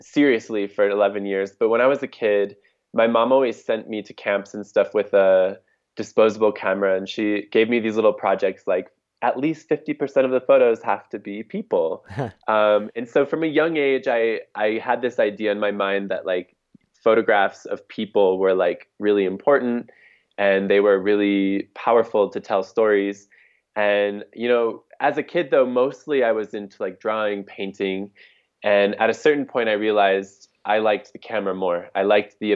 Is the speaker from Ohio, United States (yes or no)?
no; Detroit, Michigan, United States; also born or lived in Houston / New York / Portland, Oregon; now in Mexico; I grew up in Detroit, Michigan